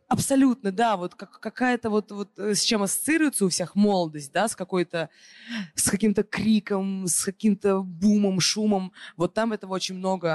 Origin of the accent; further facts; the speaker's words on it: Moscow, Russia; она коренная москвичка, так же, как и я